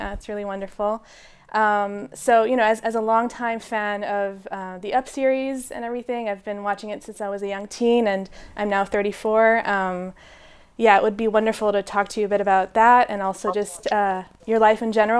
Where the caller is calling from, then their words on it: Berlin, Germany; Yes, I'm actually in Berlin, Germany. This is where I'm based.